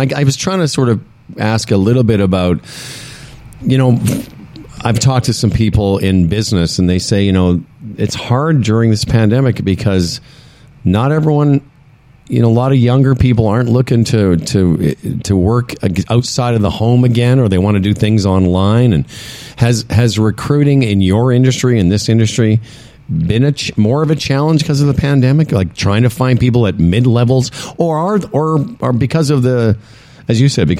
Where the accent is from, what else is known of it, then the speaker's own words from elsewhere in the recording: Moose Jaw, Saskatchewan, Canada; moved away; also born or lived in Calgary; I'm originally from Moose Jaw, and I've lived in Calgary.